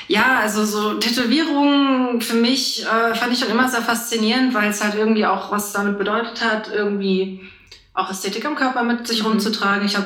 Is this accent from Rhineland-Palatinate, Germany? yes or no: no; Frankfurt, Hesse, Germany; also born or lived in Bad Homburg / Wiesbaden; Geboren bin ich in Frankfurt. Und ja, also ich arbeite jetzt auch schon seit zwei Jahren in Frankfurt. Angefangen habe ich in Bad Homburg, wo ich auch zur Schule gegangen bin. Dann war ich eine Zeit lang in Wiesbaden, aber basically alles im Umkreis von meiner Heimat.